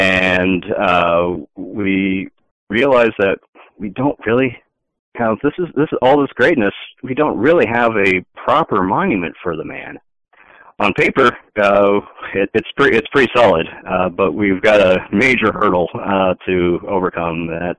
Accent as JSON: {"language": "English", "region": "Iowa", "country": "United States", "tie": "born or raised there", "said": "being a kid in Iowa, proud of being from Iowa"}